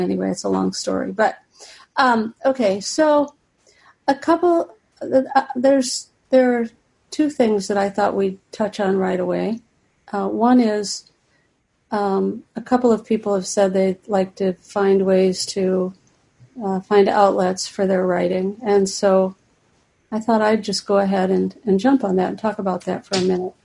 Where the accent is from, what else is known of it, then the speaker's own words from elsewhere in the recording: Ohio, United States; moved away as an adult; also born or lived in Cincinnati, Ohio; now in Florida, United States; I'm from Ohio, and I've lived in Cincinnati all my adult life